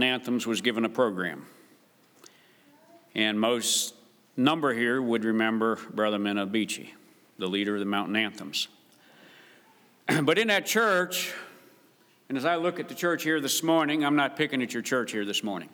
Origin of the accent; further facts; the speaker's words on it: West Virginia, United States; moved away; I was raised in West Virginia